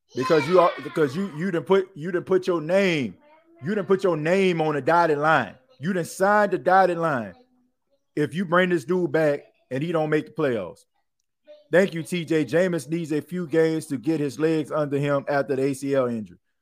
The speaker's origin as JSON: {"language": "English", "town": "New Orleans", "region": "Louisiana", "country": "United States", "tie": "born or raised there", "said": "I grew up in New Orleans"}